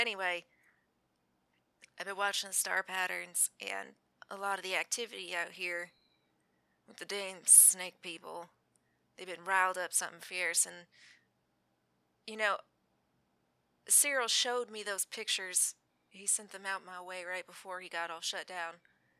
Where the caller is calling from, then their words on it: Utah, United States; I'm calling you from Utah, so it's not like they can really send anyone to hurt me.